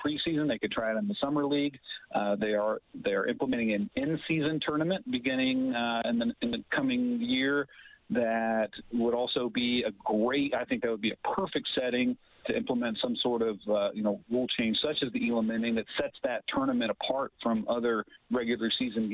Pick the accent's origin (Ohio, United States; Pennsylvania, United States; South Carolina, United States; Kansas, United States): Ohio, United States; Cincinnati; also born or lived in Dayton, Ohio; now in Muncie, United States; I'm not originally from Indiana, but I am from nearby Ohio, and I grew up in the Cincinnati area